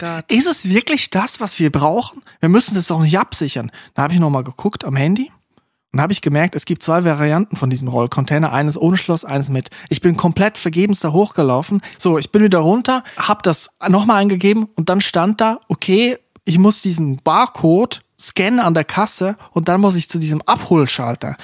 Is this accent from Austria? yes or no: no; Switzerland; Fasnacht, wie man bei mir sagt, wo ich herkomme, in der Schweiz